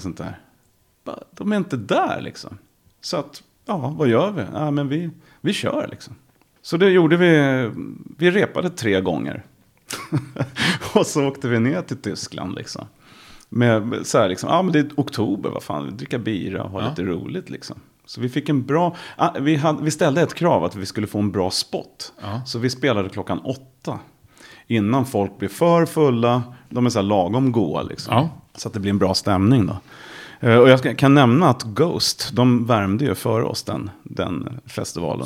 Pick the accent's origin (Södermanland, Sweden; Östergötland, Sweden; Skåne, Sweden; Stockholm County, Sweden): Stockholm County, Sweden; Järfälla; jag är ju uppvuxen eh, i västra Stockholm, Järfälla